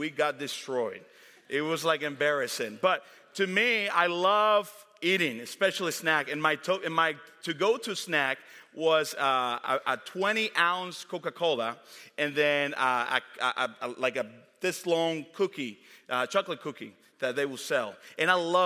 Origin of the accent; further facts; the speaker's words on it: Dominican Republic; now in United States; Growing up in the Dominican Republic